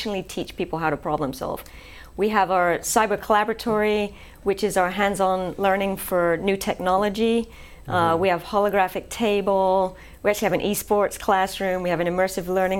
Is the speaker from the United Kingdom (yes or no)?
yes; England, United Kingdom; moved away as an adult; now in Shreveport, United States; I'm originally from England